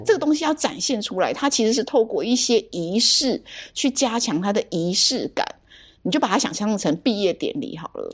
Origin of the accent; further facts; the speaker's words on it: Taiwan; 身为台湾人